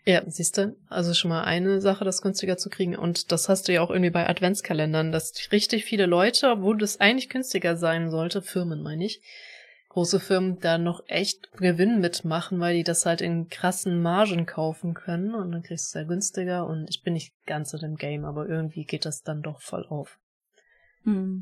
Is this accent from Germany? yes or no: yes; Germany